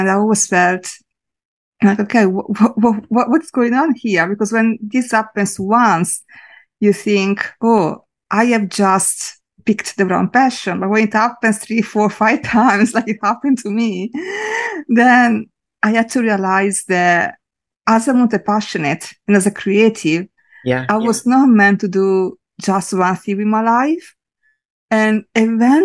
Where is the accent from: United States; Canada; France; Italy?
Italy; a small town on the east coast of Italy; now in London, United Kingdom; I am from a very small town on the east coast of Italy, but I am living in London in the UK right now.